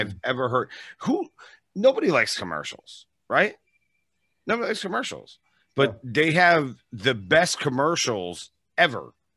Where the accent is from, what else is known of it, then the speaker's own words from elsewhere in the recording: East Coast, United States; now in Las Vegas, United States; I'm from the East Coast originally, and now I live in Vegas, obviously.